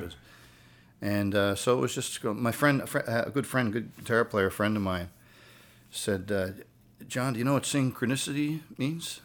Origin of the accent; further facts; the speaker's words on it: Sydney, Nova Scotia, Canada; I was born and raised in, uh, Cape Breton Island, Nova Scotia. I was born in Sydney.